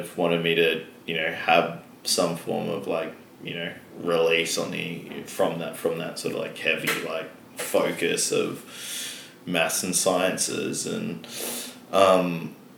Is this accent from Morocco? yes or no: no; Perth, Western Australia, Australia; growing up in Perth, where, like, there's such a strong mining and resources thing